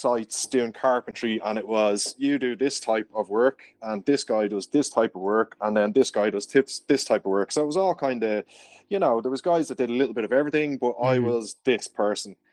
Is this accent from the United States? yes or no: no; Dublin, Leinster, Ireland; I'm from Dublin.